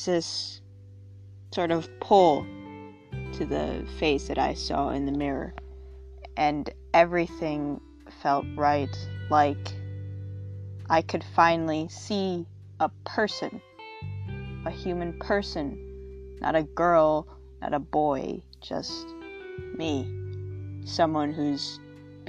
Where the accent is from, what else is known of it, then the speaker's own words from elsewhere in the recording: United States; being an American teenager